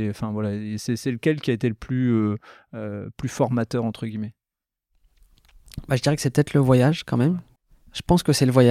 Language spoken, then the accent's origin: French; France; parce que en tant que Français